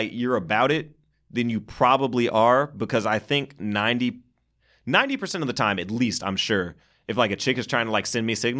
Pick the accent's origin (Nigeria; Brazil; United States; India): United States; New York; I'm from New York. You guys booked me for a whole weekend.